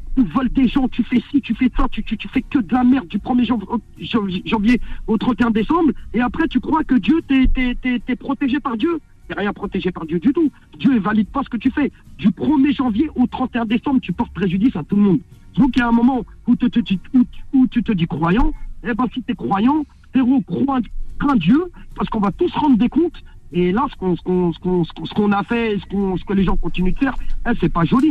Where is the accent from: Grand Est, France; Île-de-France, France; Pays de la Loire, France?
Île-de-France, France; Saint-Denis; j'ai grandi à Saint-Denis